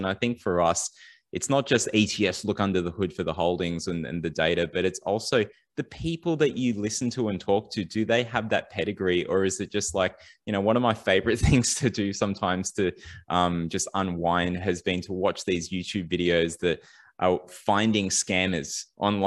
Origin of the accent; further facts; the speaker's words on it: Sydney, New South Wales, Australia; growing up in Western Sydney